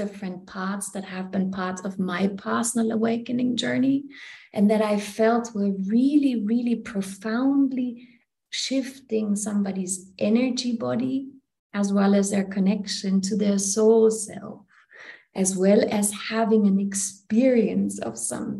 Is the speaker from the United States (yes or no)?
no; Germany; moved away; also born or lived in India; I come from Germany originally